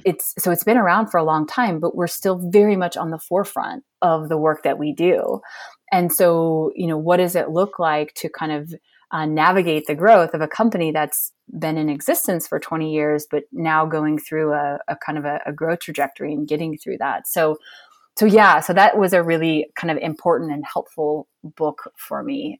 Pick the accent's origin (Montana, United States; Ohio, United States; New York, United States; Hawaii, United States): Montana, United States; I'm from Montana, fifth generation. I've lived here a lot of my life, not all of my life, but most of it.